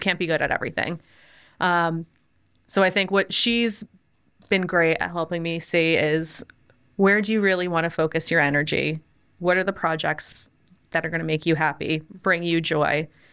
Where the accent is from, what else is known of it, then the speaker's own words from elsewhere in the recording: United States; moved away as an adult; now in Orlando, United States; I grew up right outside New York